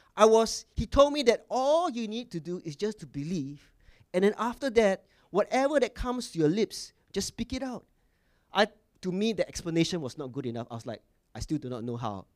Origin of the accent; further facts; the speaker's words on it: Singapore; I was born in Singapore, correct? And I wa- came from mission school in Singapore